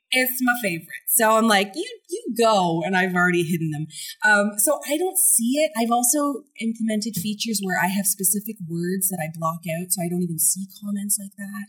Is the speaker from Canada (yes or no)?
yes; Montreal, Quebec, Canada; moved away as an adult; also born or lived in Toronto / Vancouver / Malaysia; I'm from Montreal